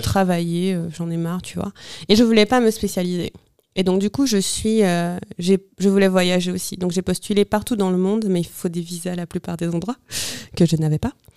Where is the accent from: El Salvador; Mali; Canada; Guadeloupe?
Guadeloupe; Bouillante; moved away; also born or lived in London / Paris; je suis née à Bouillante, en Guadeloupe